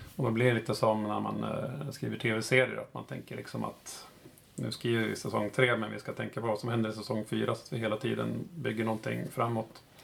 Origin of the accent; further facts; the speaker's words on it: Uppsala, Uppsala County, Sweden; moved away as an adult; now in Stockholm, Sweden; jag kommer från Uppsala, uppvuxen där eh, och bor i Stockholm just nu